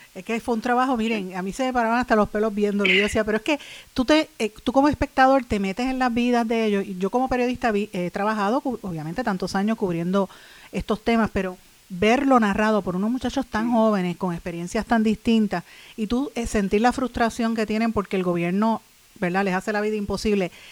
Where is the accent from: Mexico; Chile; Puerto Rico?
Puerto Rico; uno como, puertorriqueño, como puertorriqueña